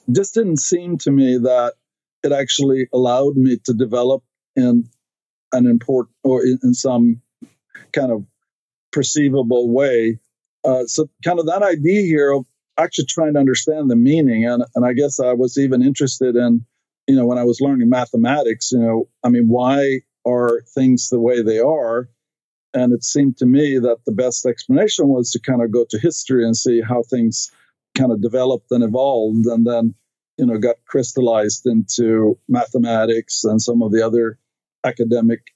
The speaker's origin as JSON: {"language": "English", "town": "Stockholm", "region": "Stockholm County", "country": "Sweden", "tie": "born or raised there", "second_language": "English", "moved": "as an adult", "lives_now": "United States"}